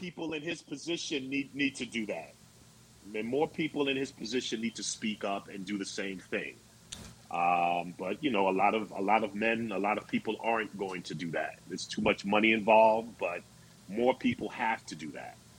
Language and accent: English; Long Island, New York, United States; as a kid growing up on Long Island